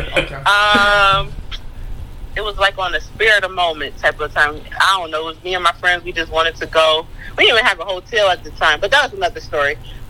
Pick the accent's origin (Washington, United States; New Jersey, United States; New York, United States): New York, United States; Buffalo; I'm from Buffalo.